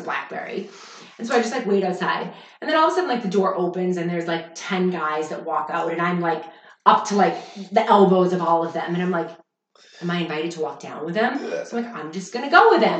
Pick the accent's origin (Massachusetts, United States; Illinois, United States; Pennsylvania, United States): Massachusetts, United States; Boston; moved away as an adult; I was in South Boston